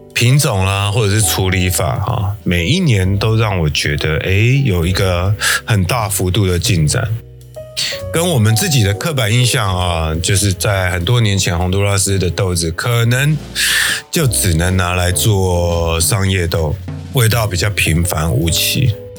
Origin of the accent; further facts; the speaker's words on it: Taiwan; 我们台湾人